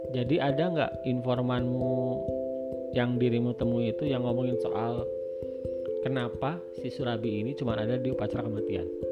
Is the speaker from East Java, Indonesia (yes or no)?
no; Bogor, West Java, Indonesia; moved away; di kampung saya di Bogor